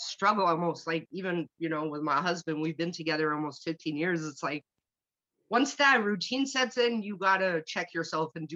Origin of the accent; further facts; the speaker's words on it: Germany; English is a second language; moved away; I'm from Germany